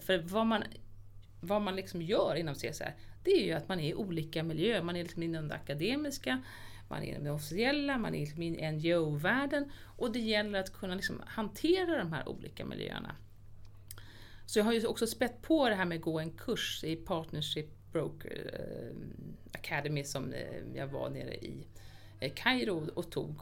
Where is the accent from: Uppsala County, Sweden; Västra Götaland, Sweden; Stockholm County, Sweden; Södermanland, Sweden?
Stockholm County, Sweden; Lidingö; Jag är så uppvuxen på Lidingö